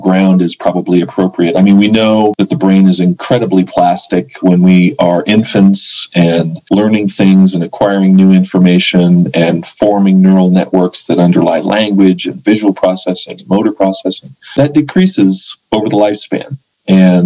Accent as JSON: {"language": "English", "town": "Boulder", "region": "Colorado", "country": "United States", "tie": "born or raised there", "moved": "yes", "lives_now": "New Mexico, United States", "said": "I loved growing up in Boulder."}